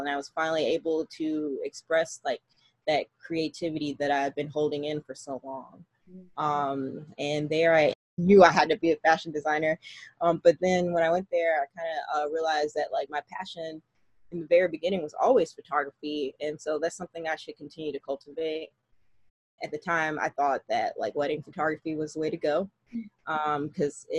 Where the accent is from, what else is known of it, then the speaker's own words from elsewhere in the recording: Columbia, South Carolina, United States; now in Seattle, United States; I am originally from Columbia, South Carolina. I am a only child, and I grew up in a single parent household